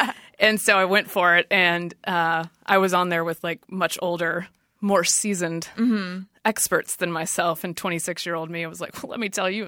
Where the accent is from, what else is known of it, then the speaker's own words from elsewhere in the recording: Durham, North Carolina, United States; moved away as an adult; also born or lived in Washington, D.C.; I grew up in North Carolina. Okay. So this was south of my hometown, which is Durham, which is a little bit more university town.